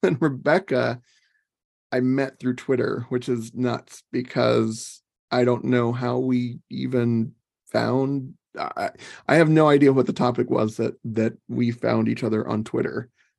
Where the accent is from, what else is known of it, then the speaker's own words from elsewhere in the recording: Phoenix, Arizona, United States; I was born and raised in Phoenix, which is where I am at now.